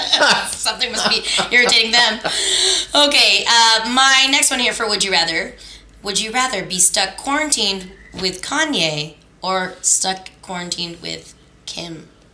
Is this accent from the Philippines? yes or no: yes; Philippines; I'm Filipino. We eat rice with every meal.